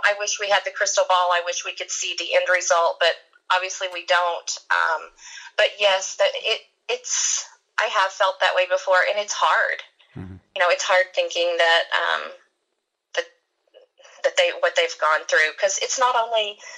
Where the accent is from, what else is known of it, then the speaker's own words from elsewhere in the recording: Kentucky, United States; moved away; I'm from Kentucky